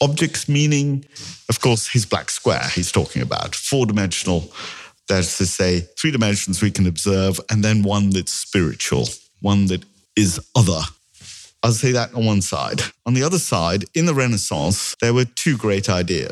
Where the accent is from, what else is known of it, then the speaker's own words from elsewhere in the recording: India; I'm Indian